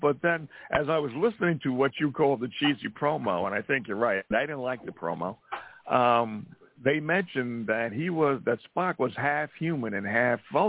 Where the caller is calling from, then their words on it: Montana, United States; I'm calling from Montana.